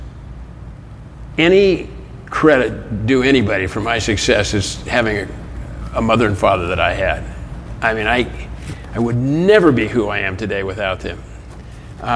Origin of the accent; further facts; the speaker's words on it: Los Angeles, California, United States; I grew up in Hollywood